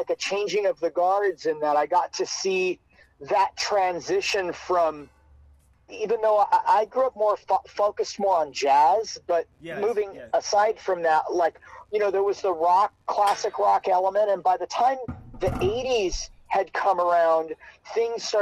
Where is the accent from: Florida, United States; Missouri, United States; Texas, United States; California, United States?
California, United States; Hermosa Beach; also born or lived in Queens, New York; I was born in Queens, New York. So I grew up there until I was about four, home of the …. And then I moved to Hermosa Beach, California, when I was about